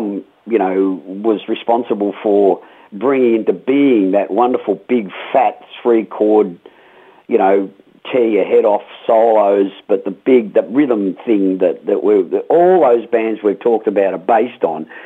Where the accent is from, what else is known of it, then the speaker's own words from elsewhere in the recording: Melbourne, Victoria, Australia; when I was a teenager growing up in Melbourne